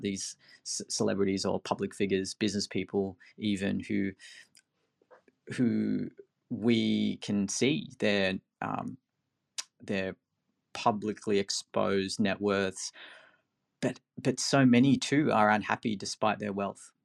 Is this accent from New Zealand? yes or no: no; Philippines; moved away; I'm from the Philippines originally